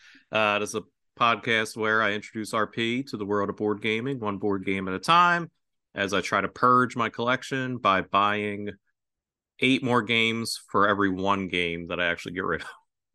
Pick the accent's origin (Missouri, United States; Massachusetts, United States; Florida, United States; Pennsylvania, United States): Pennsylvania, United States; Philadelphia; I grew up in Philadelphia